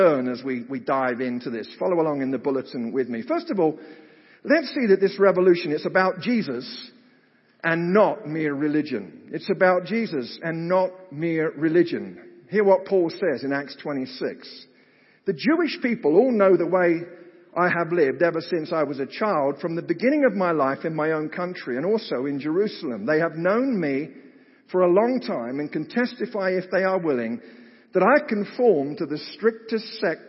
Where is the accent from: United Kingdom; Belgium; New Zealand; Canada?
United Kingdom; moved away; I grew up in Britain